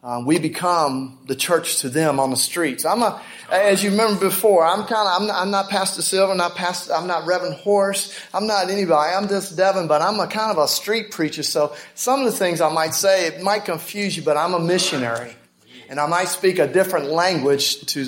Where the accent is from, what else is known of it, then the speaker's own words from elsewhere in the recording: Augusta, Georgia, United States; We're from the Augusta area, Georgia.